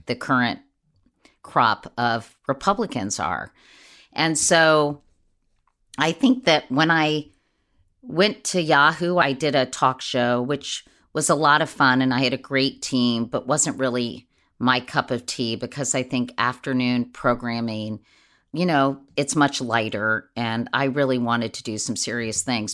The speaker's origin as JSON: {"language": "English", "town": "Washington", "region": "District of Columbia", "country": "United States", "tie": "born or raised there", "said": "growing up in Washington, D C, or at least in the D C area"}